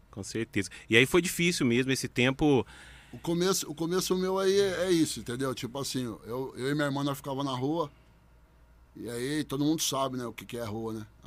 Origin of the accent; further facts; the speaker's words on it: Bebedouro, São Paulo, Brazil; Sou nascido e criado em Bebedouro, na Vila Paulista, né? Sou nascido e criado lá. Hoje eu não moro lá, mas sou nascido e criado lá.